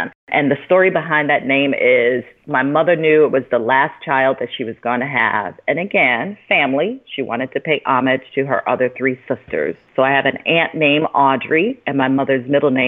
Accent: Chicago, Illinois, United States; We grew up in Cabrini Green, which is low-income housing on the south side of Chicago

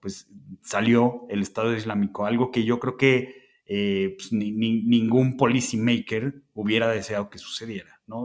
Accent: Mexico; somos los mexicanos

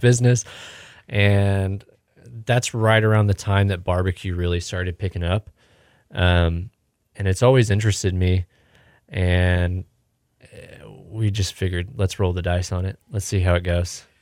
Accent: Houston, Texas, United States; moved away; we're from Houston.

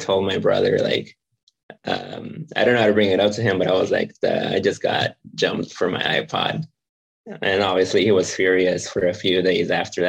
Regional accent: San Diego, California, United States; I grew up in San Diego. So was born here, raised here, grew up

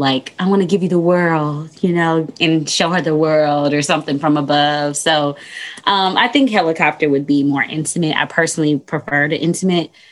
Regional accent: Texas, United States; now in Washington, D.C., United States; I'm from Texas, but I live, in DC.

